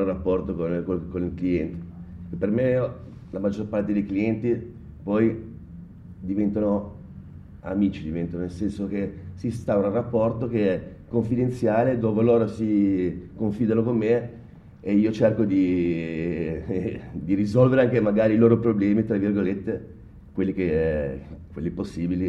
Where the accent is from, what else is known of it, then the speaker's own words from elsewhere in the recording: Genoa, Liguria, Italy; da buon genovese